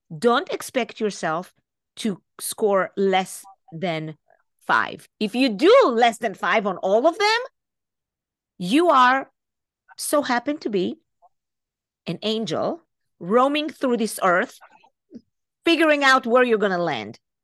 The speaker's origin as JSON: {"language": "English", "country": "Israel", "tie": "born or raised there", "moved": "as an adult", "lives_now": "United States", "said": "I'm Israeli. I was born and raised in Israel."}